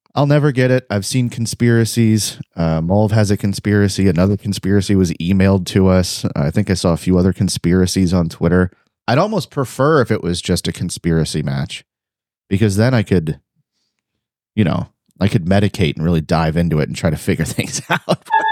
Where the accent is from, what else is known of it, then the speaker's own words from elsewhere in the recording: Cleveland, Ohio, United States; now in Texas, United States; I live in Texas doesn't mean I'm not from Cleveland, Ohio